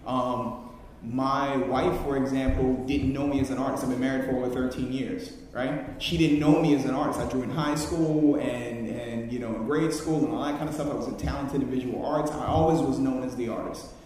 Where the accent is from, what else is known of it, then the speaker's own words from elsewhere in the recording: New Orleans, Louisiana, United States; moved away as an adult; now in New York, United States; I'm originally from New Orleans. I went through Hurricane Katrina